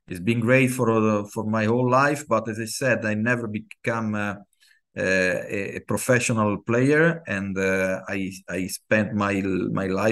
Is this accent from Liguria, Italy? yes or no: yes; Genoa, Liguria, Italy; I was born in Genoa, Italy. Grown up with football